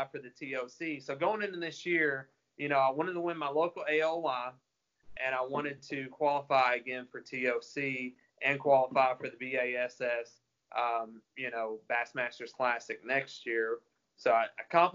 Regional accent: Texarkana, Arkansas, United States; I grew up in Texarkana, which is southwest Arkansas

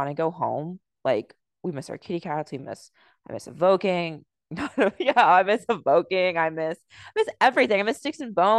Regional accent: United States; I grew up in America

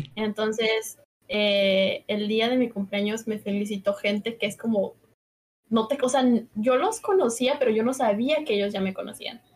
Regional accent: Cancún, Quintana Roo, Mexico; also born or lived in Mexico City; nací en la Ciudad de México, pero casi toda mi vida la he vivido en Cancún

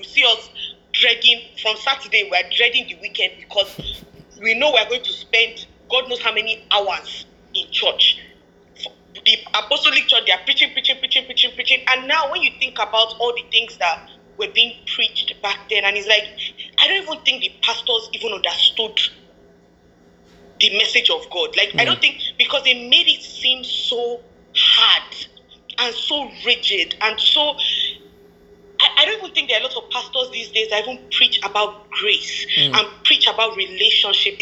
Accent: Nigeria; growing up in Nigeria and growing up in Africa

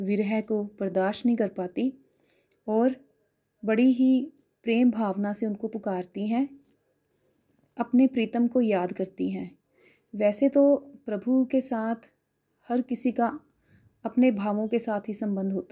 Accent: Mukerian, Punjab, India; मैं मुकेरिया से हूँ मैंने गोलोक एक्सप्रेस 2021 में ज्वाइन किया

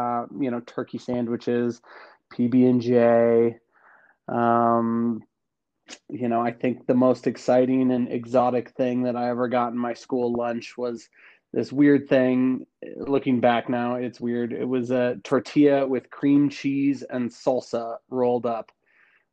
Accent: Boulder, Colorado, United States; moved away as an adult; also born or lived in Los Angeles; I grew up in Boulder, Colorado

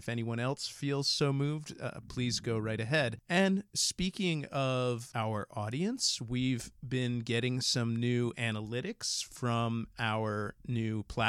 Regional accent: New Jersey, United States; accent: New Jersey; I'm going to go back to my New Jersey accent.

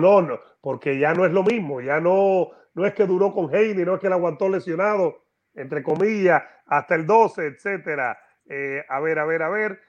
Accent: Havana, Cuba; La Habana, Cuba, mi ciudad, mi tierra.

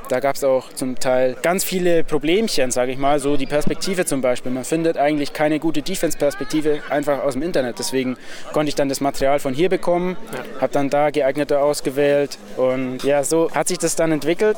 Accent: Augsburg, Bavaria, Germany; ich komme aus Augsburg

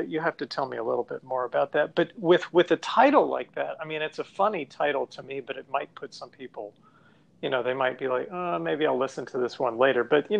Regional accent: Winston-Salem, North Carolina, United States; now in Medford, United States; I'm in near Boston. We're in Medford, which is just northwest of Boston. And when I tell people I'm from Winston-Salem, they're like, oh, like the witches.

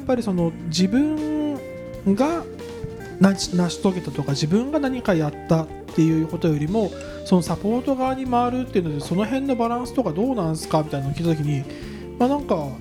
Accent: Tokyo, Japan; 僕も東京生まれ東京育ちだからさ

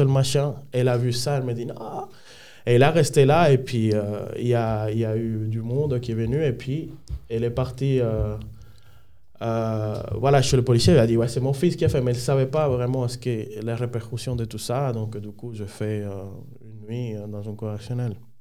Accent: Dominican Republic; French is a second language; moved away as an adult; now in Switzerland; Je viens de la République dominicaine. je suis né un samedi 23 à 11h.

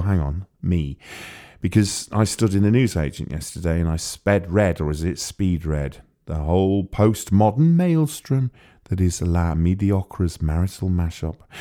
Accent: Wales, United Kingdom; moved away; I grew up near there. I grew up in Wales.

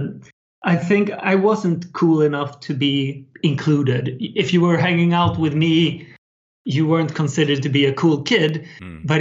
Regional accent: Sweden; build websites for small local businesses in my hometown in Sweden.

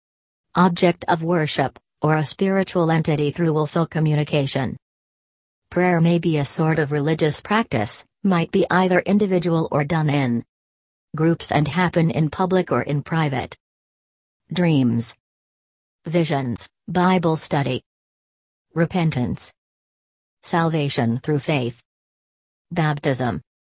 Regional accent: Haiti; now in United States; I am originally from Haiti. I am a U.S. veteran

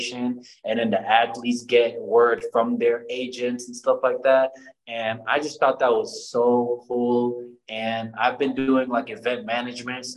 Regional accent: Chicago, Illinois, United States; My hometown is Chicago, Illinois. I'm from the North Side, Uptown and Rogers Park, to be exact

